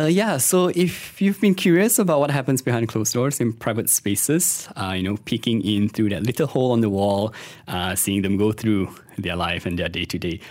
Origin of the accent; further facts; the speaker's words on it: Kuala Lumpur, Malaysia; I was born in, born and raised in K L